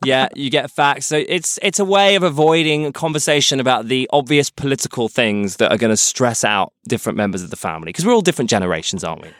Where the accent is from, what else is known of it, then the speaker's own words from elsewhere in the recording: United Kingdom; As a British person and as Queen Elizabeth is my monarch